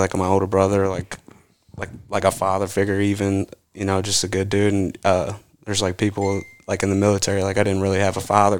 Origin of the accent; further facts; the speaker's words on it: Louisville, Kentucky, United States; I'm 28. I'm from Louisville, Kentucky. Grew up here.